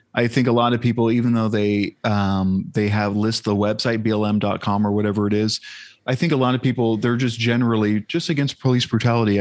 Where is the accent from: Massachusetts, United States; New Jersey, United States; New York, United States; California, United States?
California, United States; San Diego; growing up in San Diego